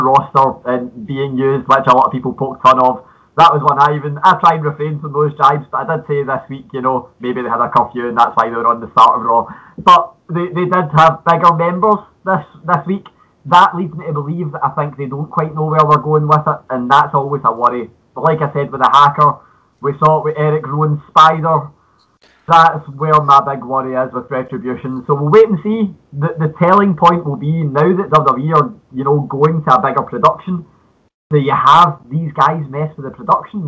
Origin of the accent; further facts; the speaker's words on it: Scotland, United Kingdom; accent: Scottish (implied); you can tell from my accent